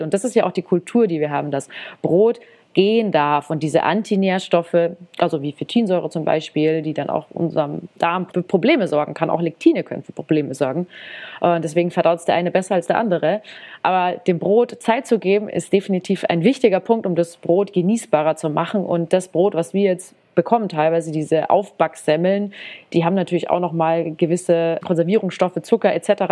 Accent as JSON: {"language": "German", "country": "Germany", "said": "bei uns in Deutschland"}